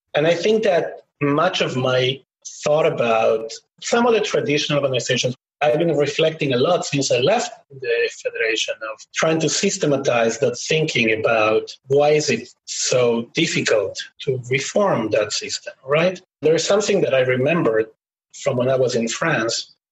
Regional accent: Buenos Aires, Argentina; moved away; I grew up in Argentina, as I said, during the times of the military government.

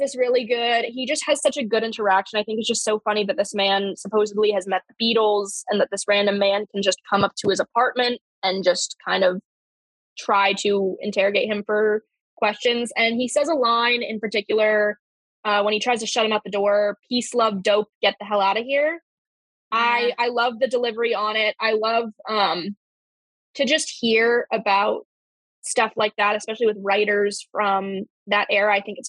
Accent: Durham, North Carolina, United States; Hometown, my hometown. I get to finally watch the Bull Durham movie, which I have been to the Durham Bull Stadium like probably 100 times.

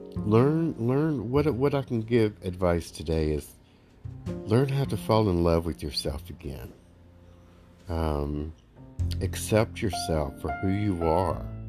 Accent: Alabama, United States; I'm from Alabama. They don't teach us many English words in the state of Alabama

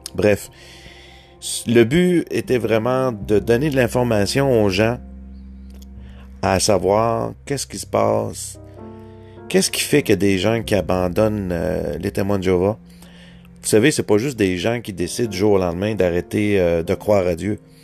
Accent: Quebec, Canada; accent: Québécois; mon accent

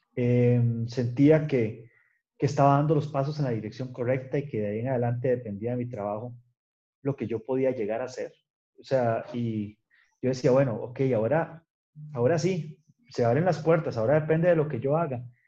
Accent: San Ramón, Alajuela, Costa Rica; also born or lived in Netherlands; yo soy de San Ramón de Arajuela, estudié en la escuela laboratorio en San Ramón

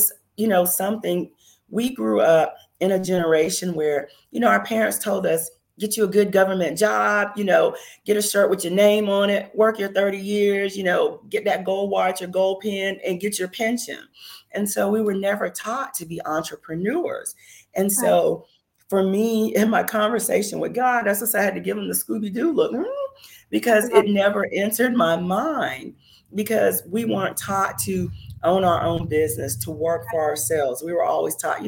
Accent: Myrtle Beach, South Carolina, United States; moved away as an adult; also born or lived in Phoenix, Arizona / Washington DC / Maryland area; my home state of South Carolina

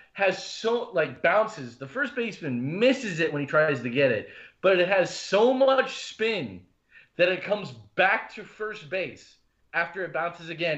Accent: Appleton, Wisconsin, United States; also born or lived in Omaha, Nebraska / Oconomowoc, Wisconsin; I was born in Omaha, Nebraska, but I grew up for the most part of my life in Appleton.

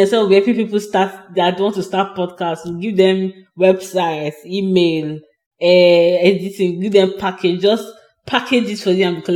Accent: Nigeria; I'm the Nigerian

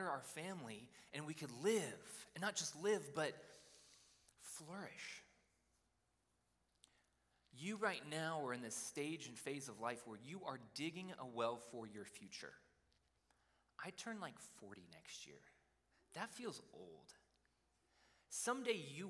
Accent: Idaho, United States; I grew up in Idaho

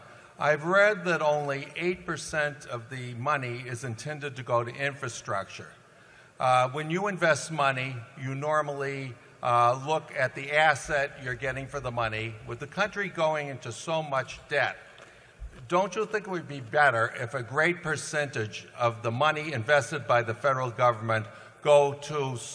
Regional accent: West Newton, Massachusetts, United States; I'm from West Newton, Massachusetts.

